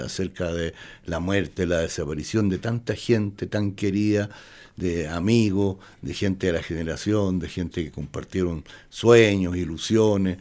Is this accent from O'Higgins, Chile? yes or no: yes; Palmilla, O'Higgins, Chile; moved away as an adult; also born or lived in Mexico City, Mexico; yo soy de Palmilla nomás.